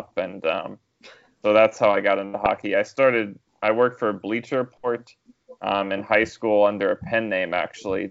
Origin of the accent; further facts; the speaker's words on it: Raleigh, North Carolina, United States; I grew up in Raleigh, North Carolina